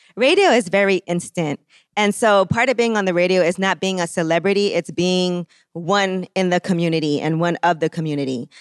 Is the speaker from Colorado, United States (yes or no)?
no; New York City, New York, United States; I grew up, just in Brooklyn. I'm from Flatbush.